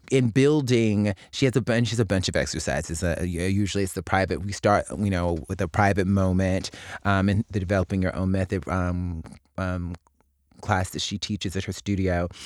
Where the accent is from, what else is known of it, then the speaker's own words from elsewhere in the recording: Mobile, Alabama, United States; my hometown of Mobile, Alabama